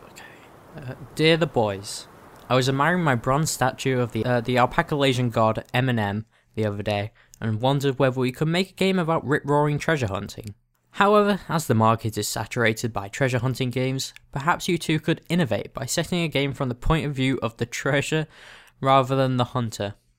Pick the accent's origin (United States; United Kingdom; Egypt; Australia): United Kingdom; we're both British